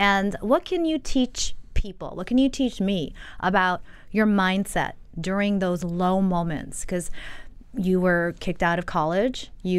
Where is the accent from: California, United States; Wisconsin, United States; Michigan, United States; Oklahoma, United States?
Michigan, United States; No, but I was from Michigan. I'm from Michigan.